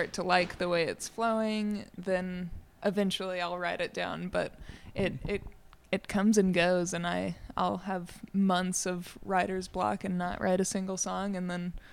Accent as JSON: {"language": "English", "town": "Ruidoso", "region": "New Mexico", "country": "United States", "tie": "born or raised there", "said": "I grew up in Ruidoso, so I'm definitely from the area."}